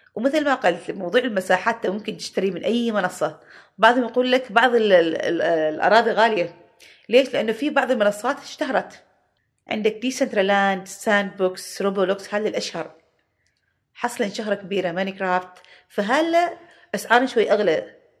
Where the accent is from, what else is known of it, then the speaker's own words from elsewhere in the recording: Oman; احنا عمانيين